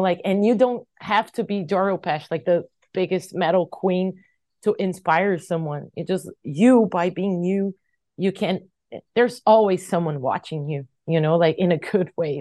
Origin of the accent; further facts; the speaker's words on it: Brazil; I was from Brazil